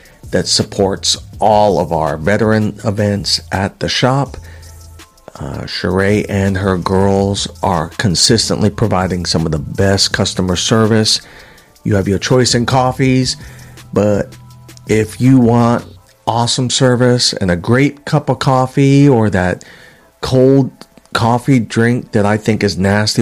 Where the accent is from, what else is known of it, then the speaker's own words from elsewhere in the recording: New York City, New York, United States; moved away as an adult; now in Alaska, United States; New Yorkerican, growing up in Woodhaven, Queens in the 1970s, and graduating from high school in 88, leaving for the military